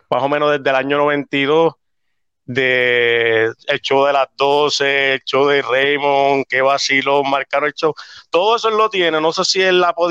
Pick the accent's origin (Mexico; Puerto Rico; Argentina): Puerto Rico; Arecibo; now in South Carolina, United States; Nací y criado en Arecibo y pues ahora viviendo en South Carolina.